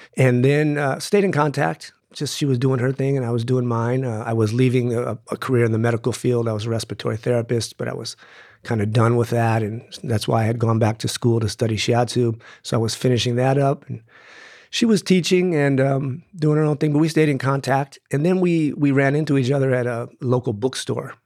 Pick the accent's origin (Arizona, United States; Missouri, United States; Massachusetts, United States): Arizona, United States; Tucson; I grew up here in Tucson